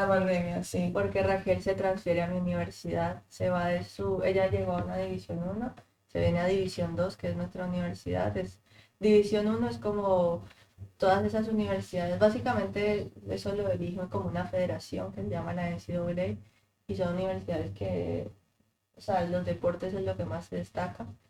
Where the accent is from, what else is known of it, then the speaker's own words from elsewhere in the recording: Colombia; moved away as an adult; now in United States; me encantaría volver a Colombia